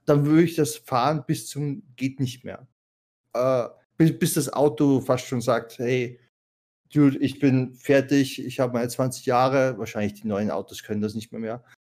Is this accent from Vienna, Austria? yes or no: no; Salzburg area, Austria; ich bin von Mitte Österreich, so Salzburg-Umgebung